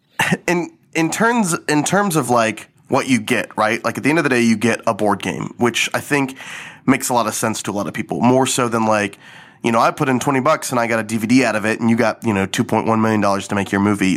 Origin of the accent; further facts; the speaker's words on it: Garland, Texas, United States; I grew up in Garland, Texas, a small suburb of Dallas